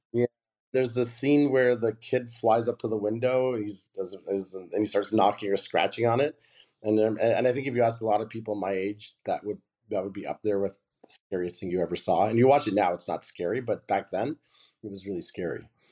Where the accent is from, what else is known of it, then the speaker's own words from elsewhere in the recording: Southern Ontario, Canada; I grew up gay in Southern Ontario in the eighties